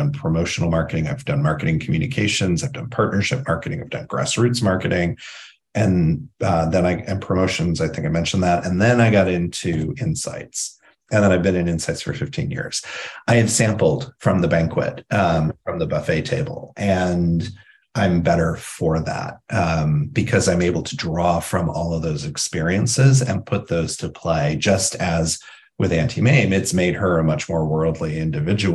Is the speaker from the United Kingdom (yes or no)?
no; Indiana, United States; I grew up in Indiana